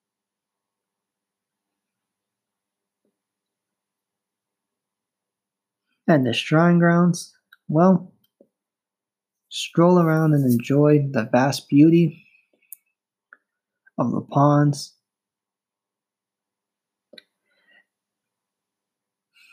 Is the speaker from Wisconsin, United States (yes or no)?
no; Hawaii, United States; I was born in Hawaii many years ago